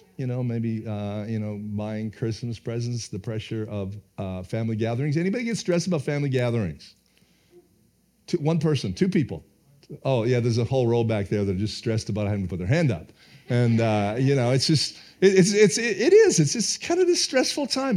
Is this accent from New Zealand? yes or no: no; Canada; being a Canadian